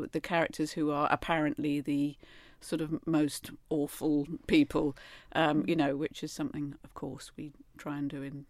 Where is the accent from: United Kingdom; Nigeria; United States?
United Kingdom; as a British middle class, repressed, emotionally unevolved human being